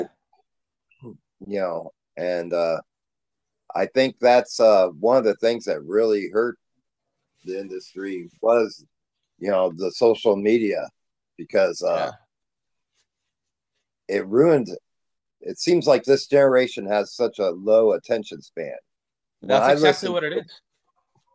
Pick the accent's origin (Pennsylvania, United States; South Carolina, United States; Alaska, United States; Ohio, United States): Ohio, United States; I'm from Ohio